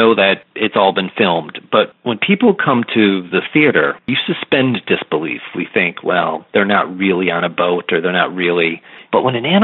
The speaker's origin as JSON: {"language": "English", "region": "East Coast", "country": "United States", "said": "I'm from the East Coast"}